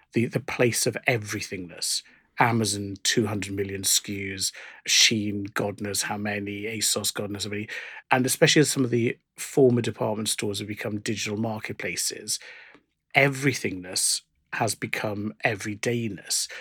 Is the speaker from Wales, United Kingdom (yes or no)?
yes; South Wales, United Kingdom; growing up in South Wales where we go to Cardiff